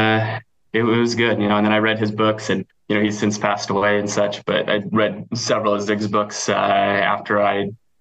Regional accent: Nebraska, United States; I grew up in Nebraska

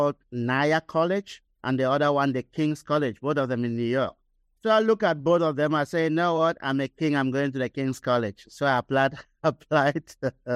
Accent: Cameroon; moved away as an adult; also born or lived in Nigeria; I was born and raised in Cameroon, West Africa, which is close to Nigeria

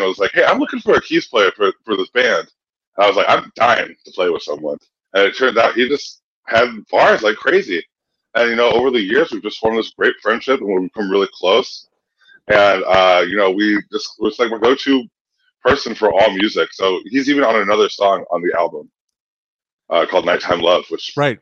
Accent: Kalamazoo, Michigan, United States; also born or lived in Boston; now in Chicago, United States; I'm from Kalamazoo

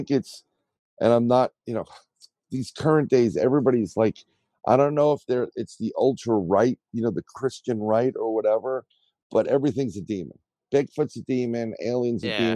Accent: New York City, New York, United States; I grew up in the Bronx.

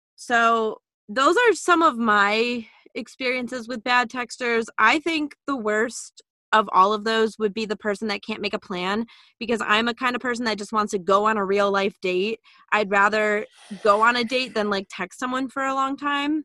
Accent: Illinois, United States; moved away as an adult; also born or lived in Massachusetts; we're both from Illinois

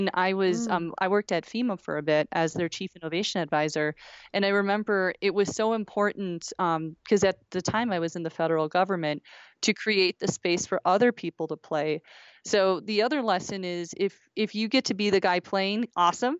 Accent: Wisconsin, United States; I'm from Wisconsin

